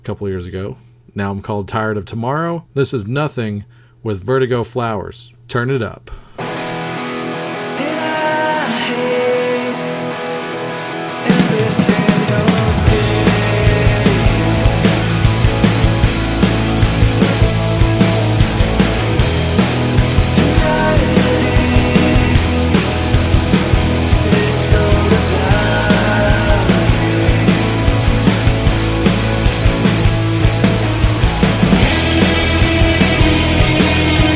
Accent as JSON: {"language": "English", "town": "Baton Rouge", "region": "Louisiana", "country": "United States", "tie": "born or raised there", "moved": "yes", "said": "I was born in Louisiana, born in Baton Rouge, Louisiana"}